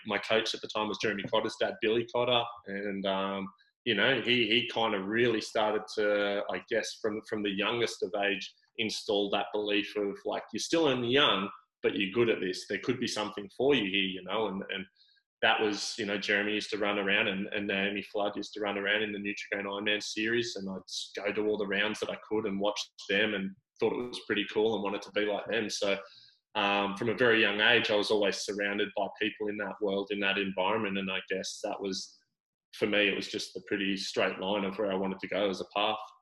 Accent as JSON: {"language": "English", "town": "Sydney", "region": "New South Wales", "country": "Australia", "tie": "born or raised there", "also_born_or_lived": "Gold Coast", "moved": "as an adult", "said": "I grew up in Sydney"}